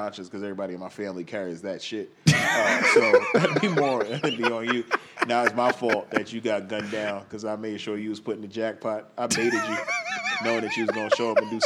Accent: New York City, New York, United States; I grew up in Rockaway.

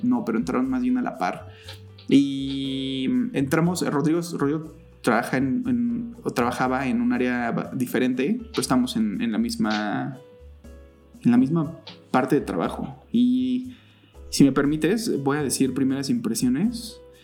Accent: Cuautitlán Izcalli, State of Mexico, Mexico; tengo 35 años al momento y crecí en Cotlán Iscali

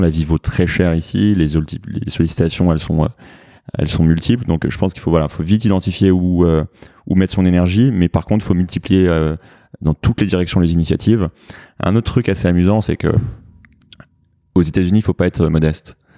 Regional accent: France; accent: French; moved away as an adult; now in New York, United States; mon accent français en anglais qui est très prononcé

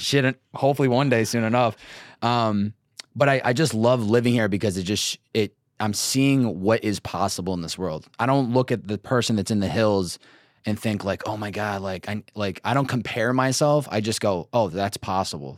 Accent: Northeast, United States; now in Los Angeles, United States; growing up in the Northeast and then coming out West

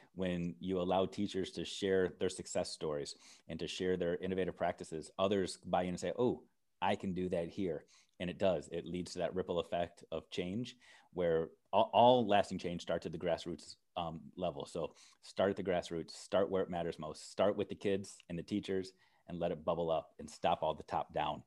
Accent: United States; as an American

